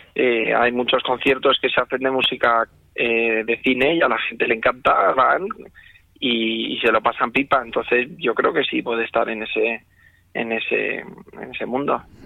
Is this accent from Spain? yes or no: yes; Spain; moved away as an adult; como español que soy